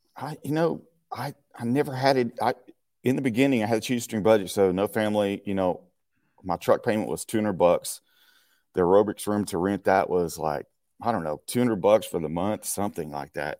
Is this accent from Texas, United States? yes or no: yes; Marshall, Texas, United States; moved away as an adult; now in Acton, United States; from Marshall, Texas. That's my hometown